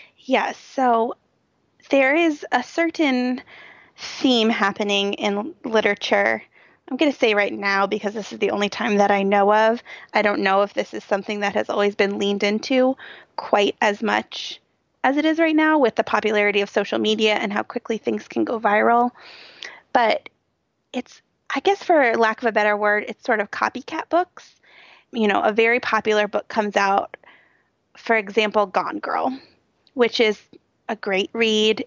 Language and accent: English; Cincinnati, Ohio, United States; it was right in my hometown and some of the streets that you talked about were running right by my office